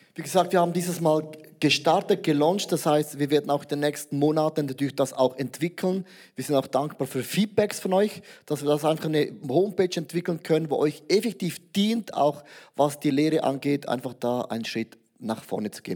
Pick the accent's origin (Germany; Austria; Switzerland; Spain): Switzerland; als Schweizer, neutraler Schweizer